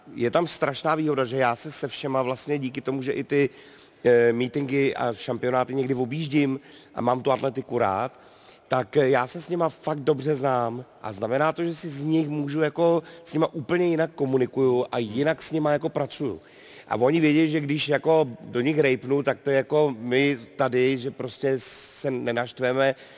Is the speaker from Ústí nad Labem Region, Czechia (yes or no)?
no; Karlovy Vary, Karlovy Vary Region, Czechia; já jsem z Varu